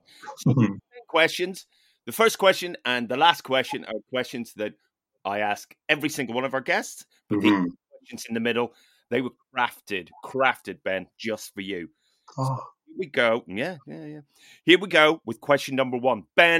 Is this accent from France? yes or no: no; Ireland; I mean, you know, I'm Irish, therefore, you know, got some Viking in there, right?